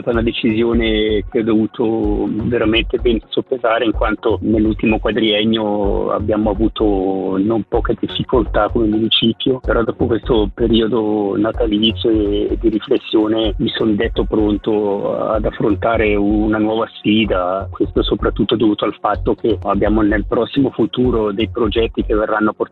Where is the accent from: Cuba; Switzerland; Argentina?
Switzerland; Lavizzara, Ticino; del mio paese dove sono nato e cresciuto